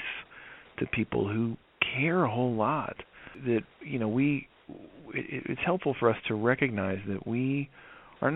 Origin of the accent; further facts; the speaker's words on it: the South, United States; I grew up in the South and I grew up in an evangelical Christian church